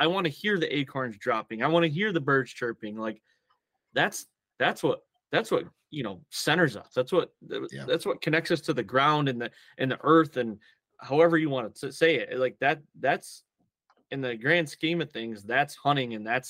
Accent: Michigan, United States; so I grew up in Michigan in a heavy tradition, deer hunting tradition, state.

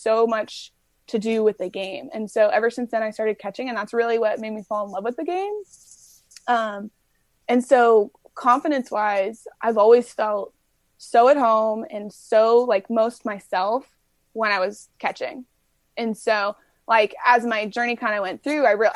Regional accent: Brea, California, United States; we grew up in Southern California in Orange County, and I played in Brea

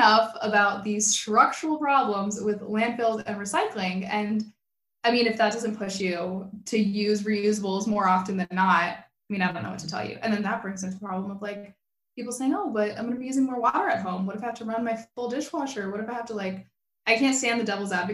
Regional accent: South Florida, United States; I grew up in South Florida

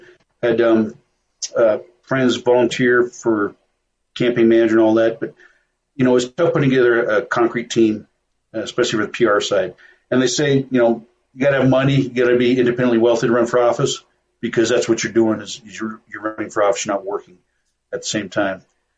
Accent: Wyoming, United States; moved away as an adult; became resident back here in Wyoming, my home state

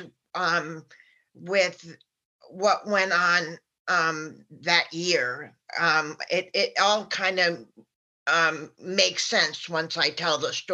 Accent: New York, United States; when I was growing up in New York

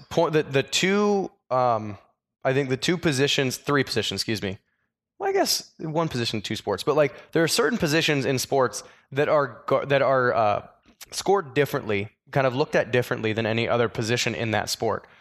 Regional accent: Iowa, United States; I grew up in Iowa

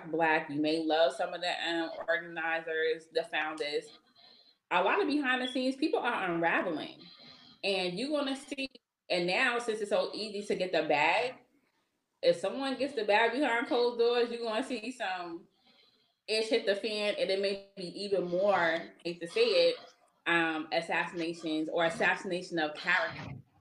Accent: Boston, Massachusetts, United States; I'm not from Roxbury, I'm from Mattapan

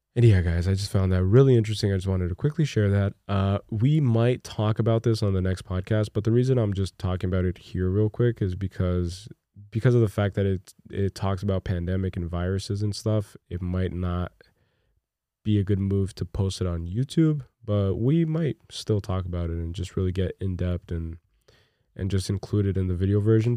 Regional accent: Brazil; moved away; I'm from Brazil, by the way. I was born in Brazil.

